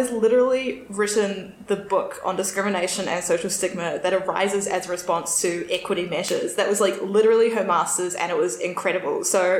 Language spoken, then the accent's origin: English; Tauranga, Bay of Plenty, New Zealand; She was born and raised in Tauranga Moana, like me